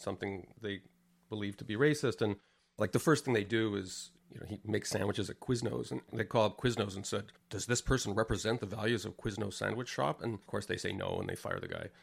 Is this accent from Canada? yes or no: yes; Canada; moved away as an adult; I came from Canada, which is a pretty progressive place.